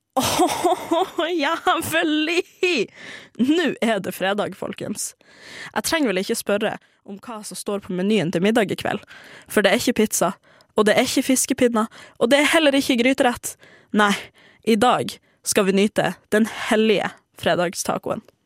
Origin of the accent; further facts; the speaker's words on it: Norway; also born or lived in Tromsø; hjemme i Norge